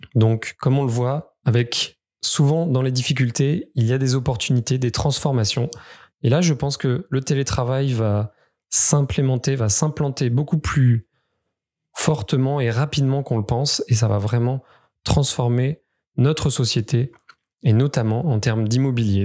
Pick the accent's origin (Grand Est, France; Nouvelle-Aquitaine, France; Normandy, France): Nouvelle-Aquitaine, France; Creuse; je suis originaire du département de la Creuse